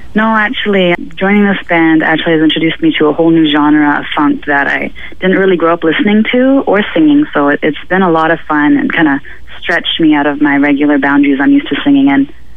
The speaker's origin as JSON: {"language": "English", "region": "Ontario", "country": "Canada", "tie": "born or raised there", "moved": "yes", "lives_now": "Vancouver, Canada", "said": "originally I'm actually from Ontario, but I kind of grew up half here and half"}